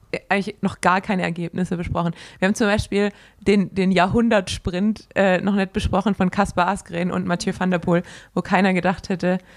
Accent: Swabia, Baden-Württemberg, Germany; accent: Swabian; ich bin Schwabe.

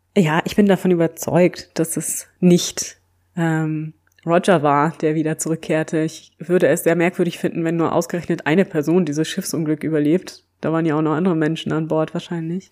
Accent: Germany; als Deutsche

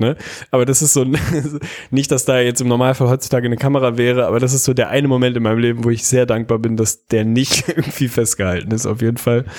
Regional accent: Lüneburg, Lower Saxony, Germany; ich bin in Lüneburg groß geworden

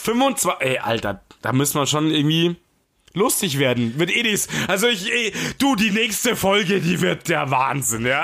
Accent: Bavaria, Germany; ich als Bayer

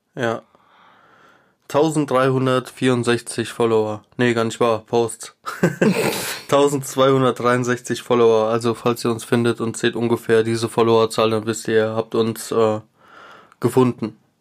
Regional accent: Hesse, Germany; Wir kommen aus Deutschland

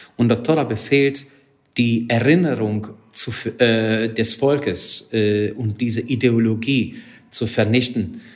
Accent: Hungary; German is a second language; moved away as an adult; now in Germany; Ich komme ursprünglich aus Ungarn. Seit 19 Jahren bin ich in Deutschland

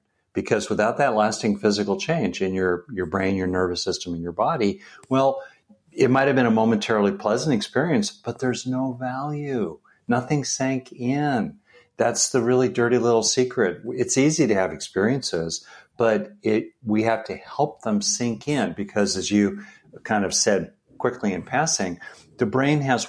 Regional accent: California, United States; I grew up in California.

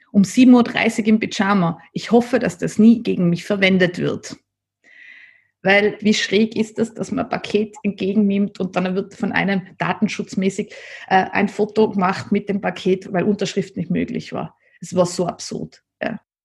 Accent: Nassereith, Tyrol, Austria; weil ich bin ja am Land aufgewachsen in Nasserreit

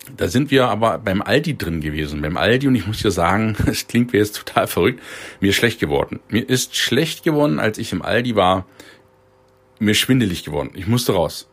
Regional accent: Germany; Ich bin in der DDR groß geworden, Baujahr 71 und war 18 Jahre, als die Mauer fiel

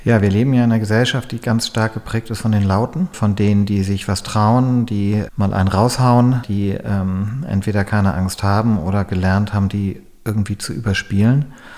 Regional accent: Germany; hier bei uns in Deutschland

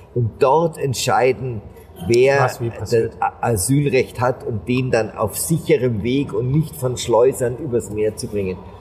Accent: Germany; als Deutsche

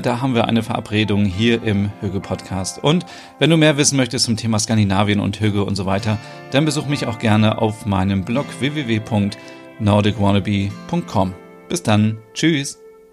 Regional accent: Germany; bei uns in Deutschland auch noch so

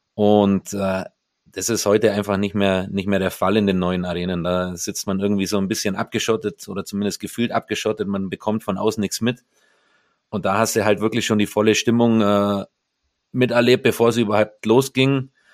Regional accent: Mindelheim, Bavaria, Germany; moved away as an adult; also born or lived in Bad Wörishofen / Kaufbeuren / Düsseldorf / Nuremberg; wenn bei uns in meiner Heimatstadt in Mindelheim das Frunzbergfest ansteht, das ist ein Mittelalterfest und da ist man als Mindelheimer aktiv dabei

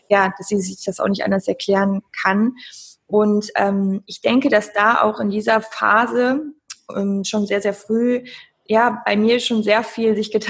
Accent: Cologne, North Rhine-Westphalia, Germany; Ich komme aus Köln und bin Sportwissenschaftlerin, Mentalcoach.

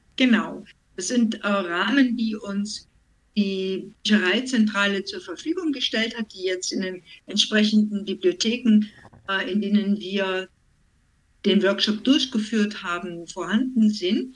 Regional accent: Vienna, Austria; also born or lived in Schleswig-Holstein; now in Germany; stamme ursprünglich aus Wien, lebe schon viele, viele Jahre in Deutschland

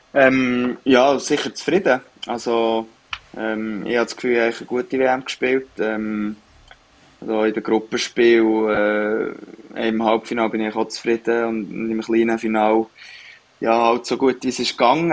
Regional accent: Switzerland; moved away as an adult; now in Sweden; als Schweizer

